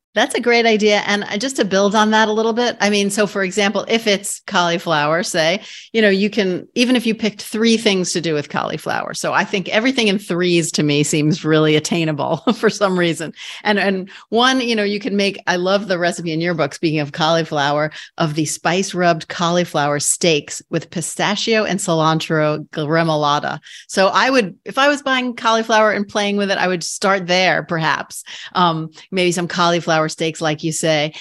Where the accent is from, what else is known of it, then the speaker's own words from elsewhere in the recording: New York City, New York, United States; I'm a borough girl too. I'm from Queens.